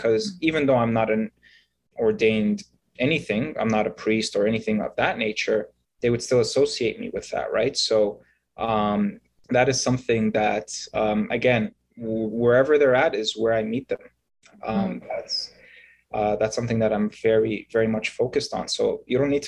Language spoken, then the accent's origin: English; Egypt; I was born in Egypt, and I am a Coptic Christian.